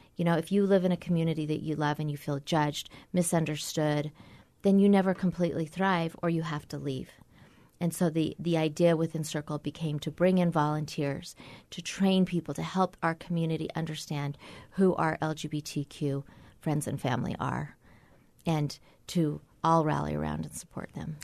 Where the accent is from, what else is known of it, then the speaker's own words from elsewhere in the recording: Orem, Utah, United States; also born or lived in Provo, Utah / Washington, D.C.; I grew up in Orem, and I went to B Y U for seven years